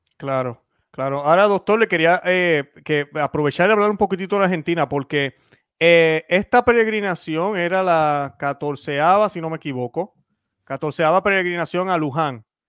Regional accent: Puerto Rico; cuando pequeño en Puerto Rico

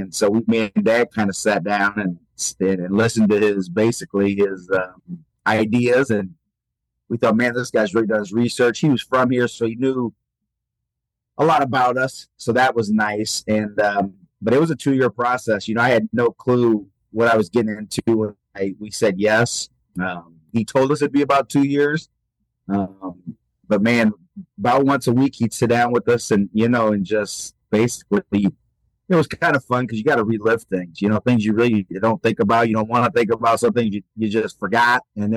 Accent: Rochester, Illinois, United States; also born or lived in Springfield, Illinois; at 23 to get a job in my hometown

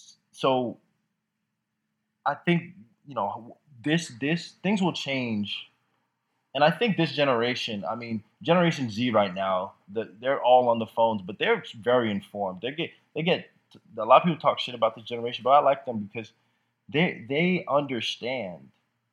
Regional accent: Jamaica; I'm from Jamaica where it's very frowned upon. It's very conservative in Jamaica with that.

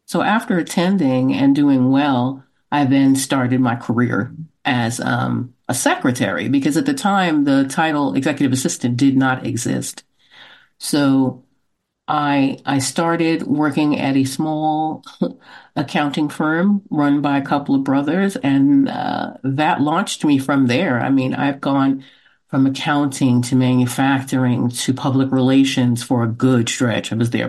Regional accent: Brooklyn, New York, United States; Brooklyn, New York.

